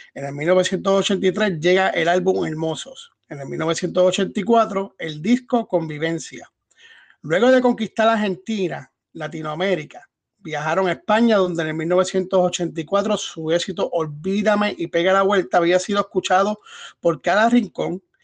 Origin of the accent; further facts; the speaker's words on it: Puerto Rico; No solamente de Puerto Rico, somos puertorriqueños